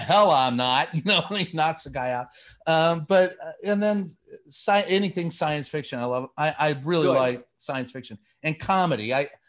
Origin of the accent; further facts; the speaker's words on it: Kentucky, United States; Born and raised in Kentucky